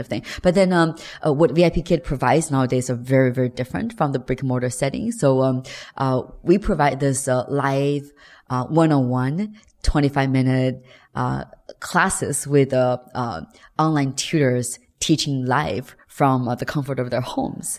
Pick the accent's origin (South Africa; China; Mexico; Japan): China